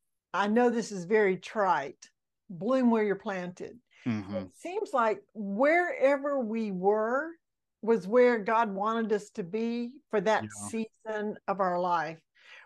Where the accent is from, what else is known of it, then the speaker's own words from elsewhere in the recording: Mississippi, United States; born there; also born or lived in Alabama / Georgia / Florida; So I was born in Mississippi, and I've lived in Alabama and two places in Georgia and two places in Florida.